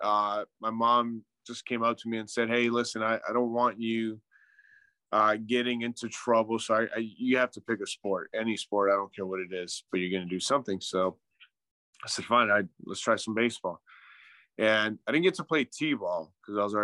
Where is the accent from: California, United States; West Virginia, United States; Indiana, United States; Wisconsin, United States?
California, United States; Southern; moved away as an adult; now in Arizona, United States; We're from California, but we moved out here about 11 years